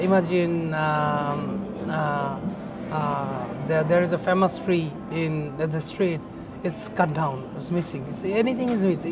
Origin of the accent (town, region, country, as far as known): Bangladesh; born or raised there; also born or lived in Dhaka